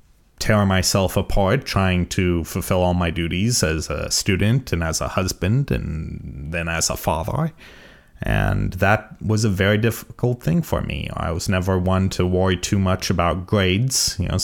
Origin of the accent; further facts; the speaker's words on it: California, United States; So I won't be able to say that for much longer, that I'm mostly from California.